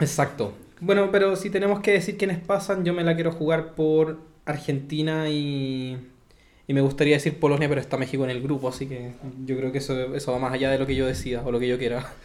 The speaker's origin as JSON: {"language": "Spanish", "country": "Chile", "said": "nosotros como chilenos"}